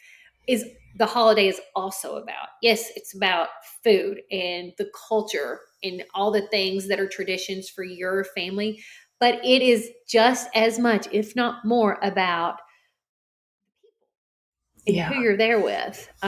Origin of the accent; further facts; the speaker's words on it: the South, United States; I'm from the South